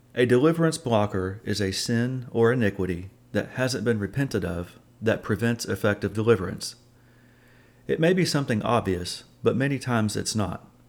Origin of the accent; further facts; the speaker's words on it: Oklahoma, United States; moved away as an adult; also born or lived in Alabama; moved away from my home state of Oklahoma to Alabama